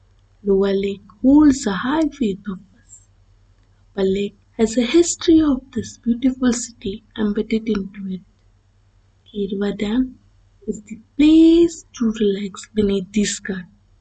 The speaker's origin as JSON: {"language": "English", "town": "Bhopal", "region": "Madhya Pradesh", "country": "India", "said": "I am from Bhopal, pursuing my graduation."}